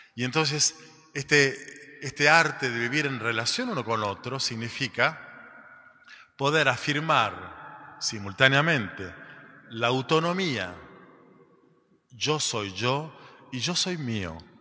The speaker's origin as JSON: {"language": "Spanish", "country": "Argentina", "said": "somos de la Argentina"}